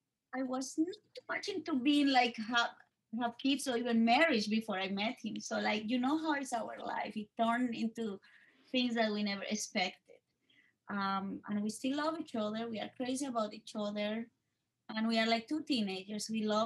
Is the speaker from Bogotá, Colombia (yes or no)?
yes; Bogotá, Colombia; English is a second language; moved away as an adult; now in New York, United States; for the audience and for your new audience, I am originally from Colombia, the capital, Bogota. I was born there, but I moved here to the States, to the state of New York in March 2003, which is 18 years ago